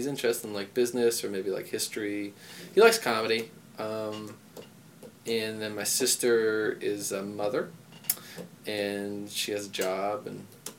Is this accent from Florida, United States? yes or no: no; Bethlehem, Pennsylvania, United States; I grew up in Bethlehem, Pennsylvania, which is like the suburbs.